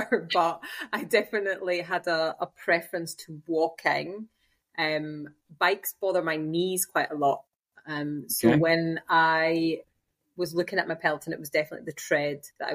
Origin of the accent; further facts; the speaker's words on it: Scotland, United Kingdom; now in Germany; I'm Scottish